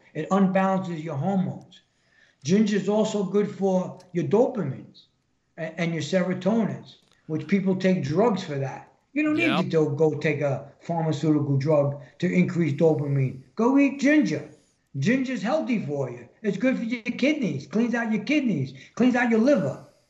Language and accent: English; New York, United States; I'm from New York. What's more polluted than New York other than Chicago? or California?